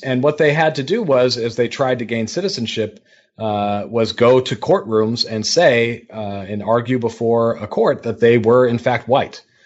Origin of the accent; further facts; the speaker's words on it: Detroit, Michigan, United States; now in Pennsylvania, United States; in Detroit, my hometown